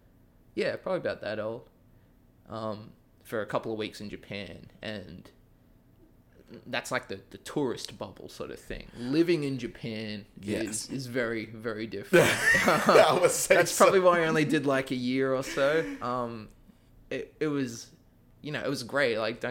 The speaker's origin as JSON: {"language": "English", "town": "Sydney", "region": "New South Wales", "country": "Australia", "tie": "born or raised there", "moved": "as an adult", "lives_now": "United States", "said": "I'm from Australia. I'm from Sydney. I grew up there, went to college there, and then as soon as I finished college, was kind of like, all right, let's go somewhere."}